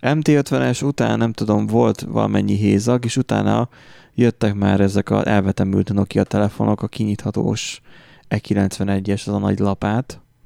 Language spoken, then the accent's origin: Hungarian; Hungary; magyarok vagyunk